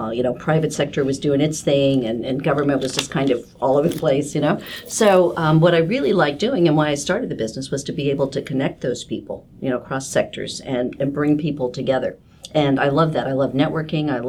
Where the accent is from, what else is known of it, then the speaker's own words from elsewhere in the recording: Kansas, United States; But I come from Kansas, which even though it's a much bigger state geographically, it's also the same kind of you know small networking state